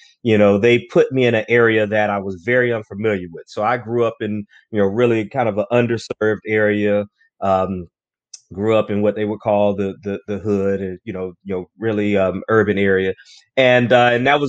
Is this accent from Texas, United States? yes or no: no; Orlando, Florida, United States; Originally from Orlando, Florida, born and raised in Orlando, Florida